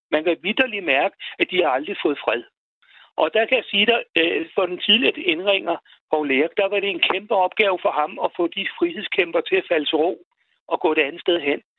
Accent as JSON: {"language": "Danish", "area": "Kamstrup and Darup, south of Roskilde", "region": "Zealand", "country": "Denmark", "tie": "born or raised there", "said": "det ligger syd for Roskilde, noget, der hedder Kamstrup og Darup. Okay. Og der er foregår der i min barndom"}